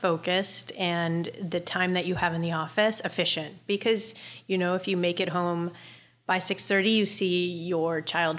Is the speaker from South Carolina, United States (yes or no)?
yes; Charleston, South Carolina, United States; also born or lived in New Jersey; I grew up between Charleston, South Carolina, and northern New Jersey